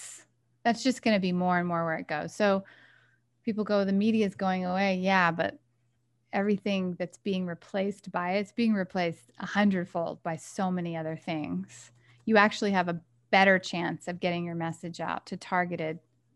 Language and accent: English; Galveston, Texas, United States; Is that I grew up on an island in Texas. I grew up in Galveston Island.